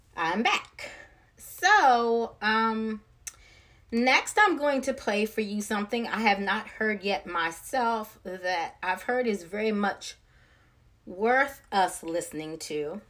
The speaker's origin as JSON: {"language": "English", "region": "Maryland", "country": "United States", "moved": "yes", "lives_now": "Georgia, United States", "said": "I'm not from this area originally. I'm from Maryland. But back home in Maryland"}